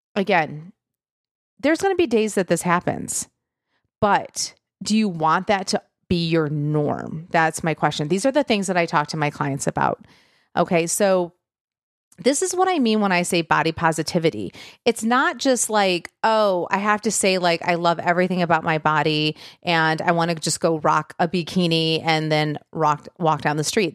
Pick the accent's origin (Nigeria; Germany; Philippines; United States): United States; Michigan; I'm from Michigan